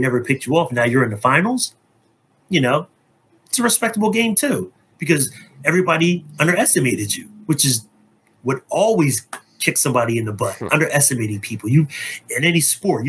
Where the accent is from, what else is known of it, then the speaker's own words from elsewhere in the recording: New Jersey, United States; also born or lived in Philadelphia area; Me and, you know, Ramona bonded from being from New Jersey. You know, like, yeah, we're both from Jersey